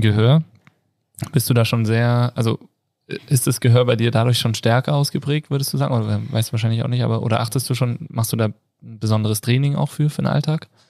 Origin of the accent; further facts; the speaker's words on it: Kassel, Hesse, Germany; now in Innsbruck, Austria; ich komme aus Kassel